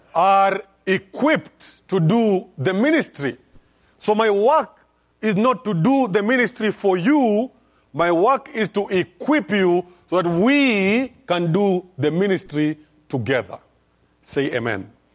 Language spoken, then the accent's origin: English; Kenya; I'm from Kenya